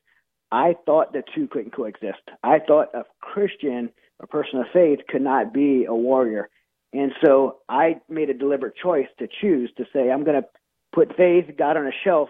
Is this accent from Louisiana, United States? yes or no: yes; Louisiana, United States; I'm from Louisiana